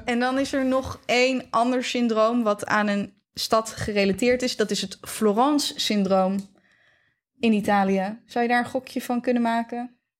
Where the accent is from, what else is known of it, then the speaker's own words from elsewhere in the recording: Netherlands; wij als Nederlanders